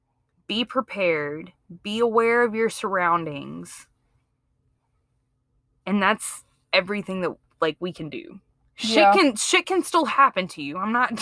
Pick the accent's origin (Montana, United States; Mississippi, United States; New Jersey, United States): Mississippi, United States; Jackson; I'm from Mississippi. I was born and raised in Jackson, Mississippi.